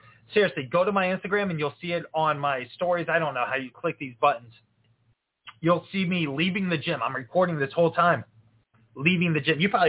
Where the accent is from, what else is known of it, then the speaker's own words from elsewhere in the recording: Florida, United States; now in Iowa, United States; I'm from Florida.